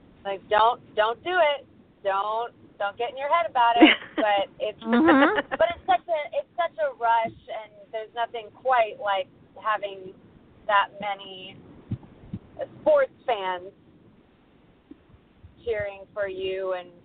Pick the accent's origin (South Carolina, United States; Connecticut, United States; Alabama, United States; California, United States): California, United States; Sacramento; moved away; also born or lived in Los Angeles; I grew up singing it around Sacramento for swim meets